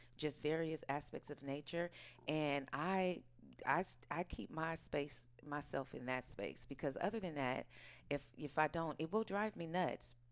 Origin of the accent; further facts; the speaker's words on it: Oakland, California, United States; also born or lived in New York; I was born and raised in Oakland, California, right here.